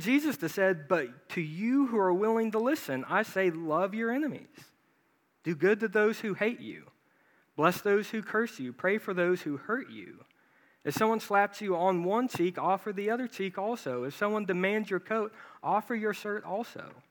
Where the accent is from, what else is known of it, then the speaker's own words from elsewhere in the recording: Branson, Missouri, United States; I grew up in Branson, Missouri